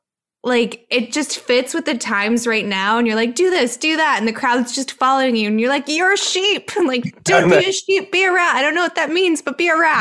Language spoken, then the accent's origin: English; California, United States; My dad was a cop. So, and we were raised in California